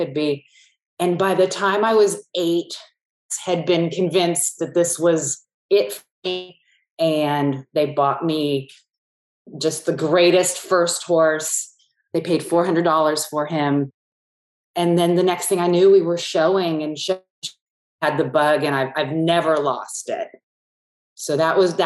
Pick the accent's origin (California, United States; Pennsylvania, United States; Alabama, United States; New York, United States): California, United States; San Francisco Bay Area; I grew up in the San Francisco Bay Area where there were no horses.